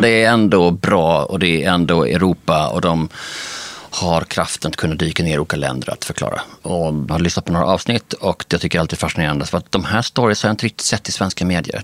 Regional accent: Skåne, Sweden; also born or lived in Denmark; vi kan ju som skåningar

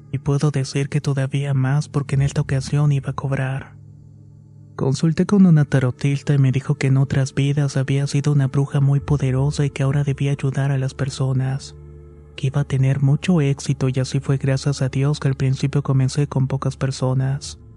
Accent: Mexico City, Mexico; moved away as an adult; also born or lived in Oaxaca; Soy originaria de la Ciudad de México, pero por razones de trabajo de quien era mi pareja en el año de 1999, nos fuimos a vivir a la ciudad de Oaxaca.

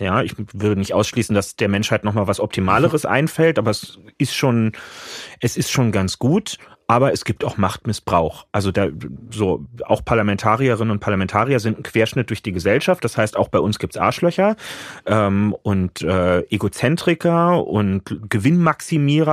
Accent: Berlin, Germany; Ich bin halt am Stadtrand lange Jahre dann unten in, in Lichtenrade.

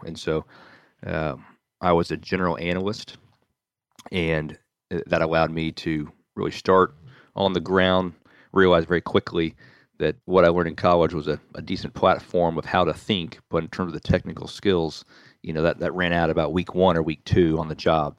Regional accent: Nashville, Tennessee, United States; born and raised in Nashville, Tennessee

